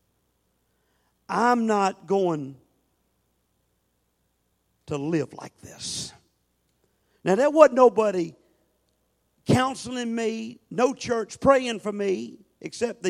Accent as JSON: {"language": "English", "town": "Norfolk", "region": "Virginia", "country": "United States", "tie": "born or raised there", "said": "I grew up in alcoholism in Norfolk, Virginia."}